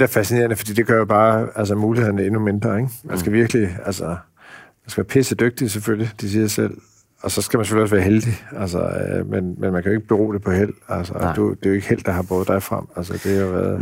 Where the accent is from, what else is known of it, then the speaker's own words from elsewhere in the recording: Tølløse, Zealand, Denmark; also born or lived in Iowa, United States / Central Jutland; jeg voksede op i Tølløse, ikke så langt fra, fra Roskilde